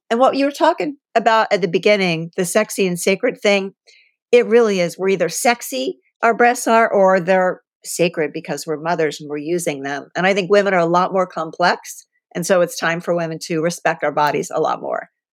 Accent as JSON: {"language": "English", "town": "Columbus", "region": "Ohio", "country": "United States", "tie": "born or raised there", "also_born_or_lived": "California", "moved": "yes", "said": "I grew up in Columbus, so I'm a Buckeye"}